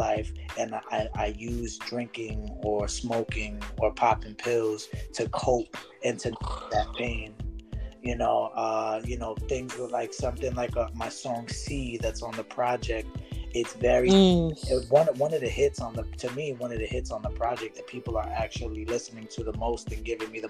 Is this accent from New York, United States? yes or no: yes; New York City, New York, United States; I was born and raised in East New York, Brooklyn.